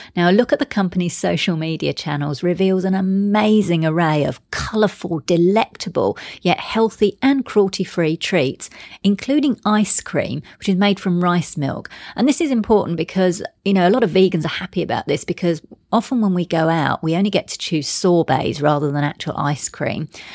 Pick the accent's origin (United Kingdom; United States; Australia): United Kingdom; London; moved away; I'm actually from London originally. And in fact, I used to live in Soho